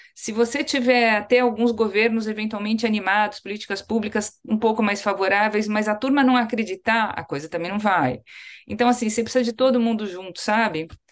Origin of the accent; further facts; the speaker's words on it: São Paulo, Brazil; eu falo muito orgulhosa como paulista também, além de como brasileira